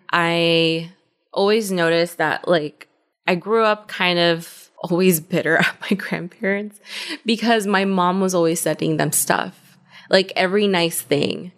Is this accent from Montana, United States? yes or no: no; Compton, California, United States; moved away as an adult; also born or lived in Culver City, California / Inglewood, California; now in Austin, United States; I'm from L A," but in more specific terms, Compton. I originally was born in Culver City